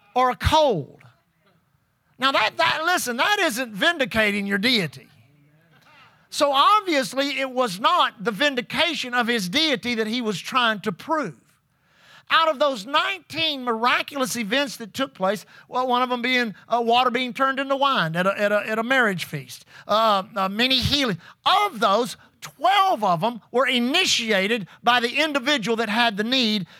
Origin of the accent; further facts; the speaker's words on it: Pasadena, Texas, United States; being saved as a six-year-old boy in Aletha Groover's Sunday school class, First Assembly of God Church in Pasadena, Texas